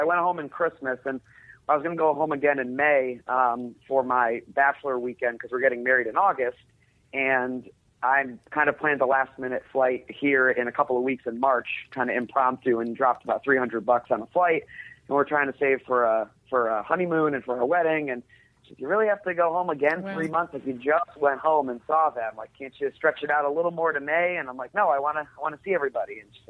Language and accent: English; Connecticut, United States; now in Atlanta, United States; We moved down here to Atlanta from Connecticut about 3 years ago and for her job, and it's been great.